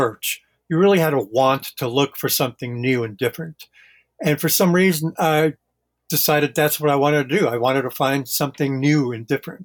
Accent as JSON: {"language": "English", "town": "Torrance", "region": "California", "country": "United States", "tie": "born or raised there", "also_born_or_lived": "Brooklyn, New York", "moved": "yes", "lives_now": "Hudson Valley, United States", "said": "I grew up in California, in Southern California, in a city called Torrance, which is in the South Bay"}